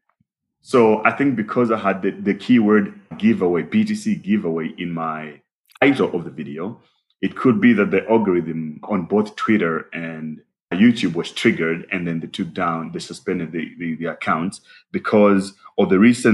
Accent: Malawi; now in South Africa; I'm originally from Malawi

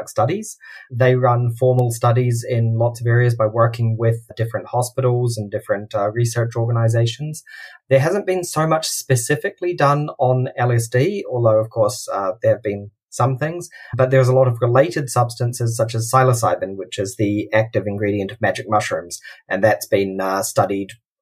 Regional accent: New Zealand; also born or lived in Australia; now in Germany; I'm a New Zealander originally.

